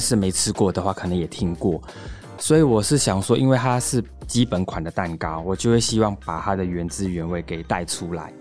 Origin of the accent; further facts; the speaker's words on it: Singapore; moved away as an adult; also born or lived in Taiwan; now in Tamsui, Taiwan; 我是来自新加坡嘛，那我也是台湾女婿。 然后我在台湾已经第三年了。嗯。那现在是在淡水区开了一间甜点工作室，叫R B K Curry